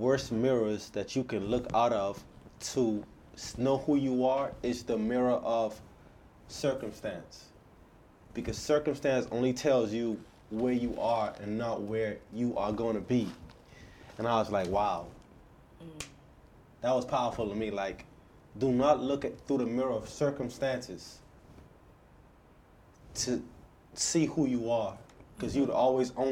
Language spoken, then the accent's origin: English; Bahamas; moved away; also born or lived in Houston; I'm born and raised in the Bahamas. And I came to Houston